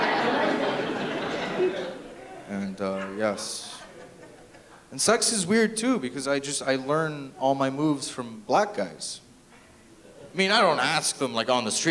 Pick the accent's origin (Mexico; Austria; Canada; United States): Canada; Toronto, Ontario; I am from Toronto